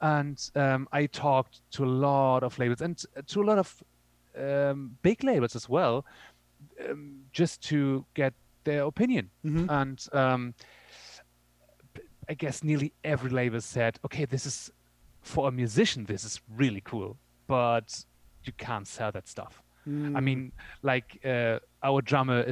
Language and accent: English; Germany; also born or lived in Berlin; we're from Germany